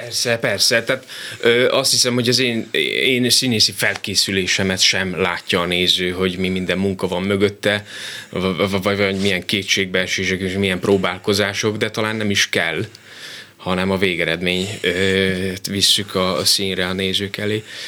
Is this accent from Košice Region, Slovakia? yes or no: no; Dunamocs, Nitra Region, Slovakia; also born or lived in Komárno; now in Miskolc, Hungary; rengeteg élmény köt a szülőfalomhoz. Leginkább a szabadság érzése, amikor délutánonként biciklivel mentem a kutyával a határba